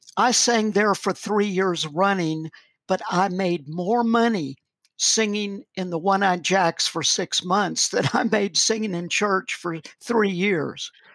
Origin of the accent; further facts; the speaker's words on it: the South, United States; moved away as an adult; also born or lived in Malawi; I'm an American